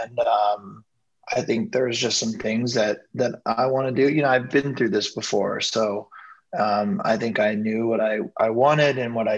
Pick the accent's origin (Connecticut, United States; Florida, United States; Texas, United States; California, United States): California, United States; Ventura; I grew up in Ventura, just south of Santa Barbara here in Southern California.